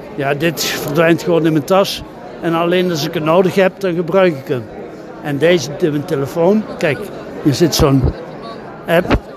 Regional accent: Eindhoven, North Brabant, Netherlands; now in Heeswijk-Dinther, Netherlands; Ik woon in Heeswijk-Dinter, dat is in de buurt van Sertogenbos. Ik kom eigenlijk uit Eindhoven

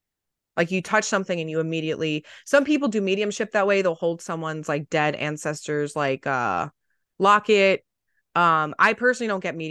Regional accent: East Coast, United States; But it's because I grew up on the East Coast, so whatever.

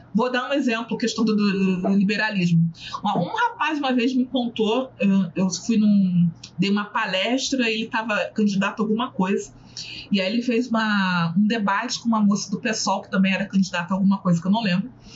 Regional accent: Rio de Janeiro, Brazil; Eu sou do Rio, é, o subúrbio

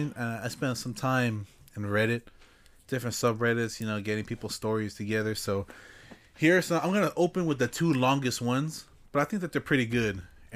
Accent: Arizona, United States; Growing up in Arizona... Myths and legends are a part of life.

